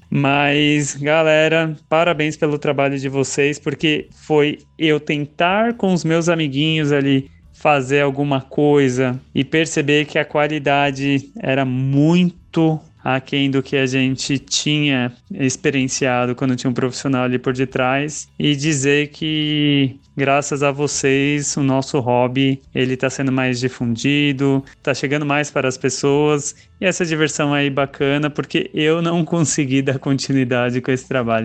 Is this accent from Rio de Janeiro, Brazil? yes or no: no; São Paulo, Brazil; sou de São Paulo capital